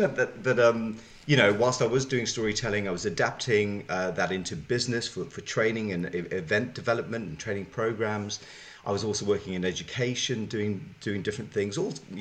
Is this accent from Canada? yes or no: no; Zimbabwe; growing up in Zimbabwe, I'm a white African Jew. So growing up in Zimbabwe, where I grew up